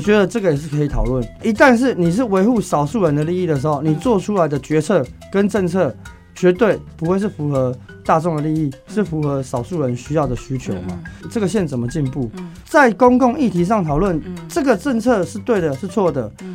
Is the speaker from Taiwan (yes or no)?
yes; Nantou County, Taiwan; 我的故乡